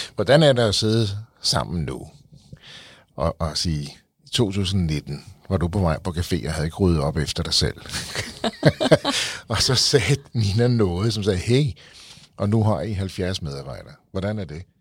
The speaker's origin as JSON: {"language": "Danish", "town": "Frederiksberg", "region": "Capital Region of Denmark", "country": "Denmark", "said": "jeg er selv fra Frederiksberg"}